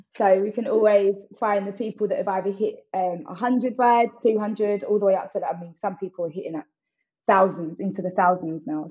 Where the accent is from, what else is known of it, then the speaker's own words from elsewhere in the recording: Essex, East of England, United Kingdom; I always shout out a little Atlanta or an Essex because that's where I'm from.